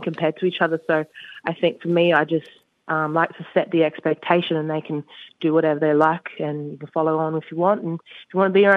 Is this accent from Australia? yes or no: yes; Perth, Western Australia, Australia; also born or lived in Sydney, New South Wales; moved to Perth back from like, because I was born in Sydney, relocated from my dad's job.